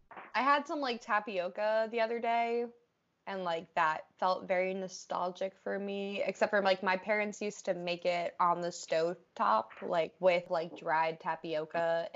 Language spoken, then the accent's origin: English; Massachusetts, United States; now in New Hampshire, United States; I'm originally from Mass.